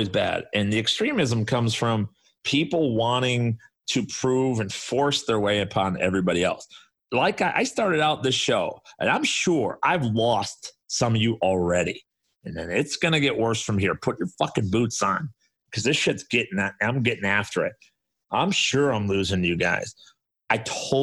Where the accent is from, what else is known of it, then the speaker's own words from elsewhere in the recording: Chicago, Illinois, United States; I grew up on the South Side of Chicago